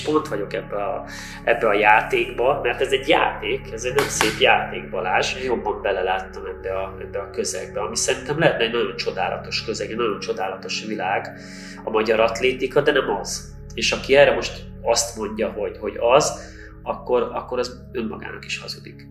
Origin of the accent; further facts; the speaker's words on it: Hungary; magyarok vagyunk